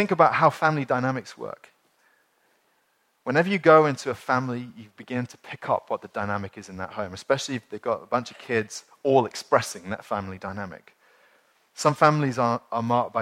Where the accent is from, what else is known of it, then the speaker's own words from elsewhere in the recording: United Kingdom; as British people